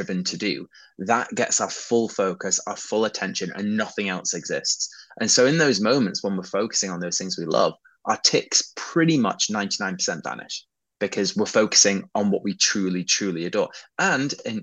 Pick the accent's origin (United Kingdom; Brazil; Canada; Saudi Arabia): United Kingdom; Yorkshire and the Humber; I'm from Yorkshire.